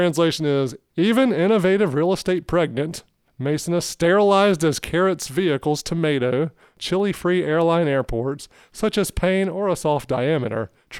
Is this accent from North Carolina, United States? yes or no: yes; Harnett County, North Carolina, United States; I'm from Harnett County.